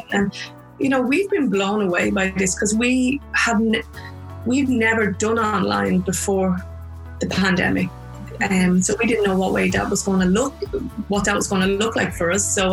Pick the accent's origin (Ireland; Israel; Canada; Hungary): Ireland; also born or lived in New York